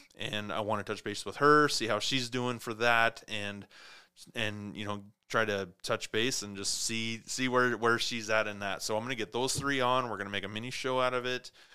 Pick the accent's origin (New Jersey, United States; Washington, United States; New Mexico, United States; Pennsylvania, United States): Washington, United States; Clarkston; also born or lived in Montana; now in Spokane, United States; my hometown, Clarkston, Washington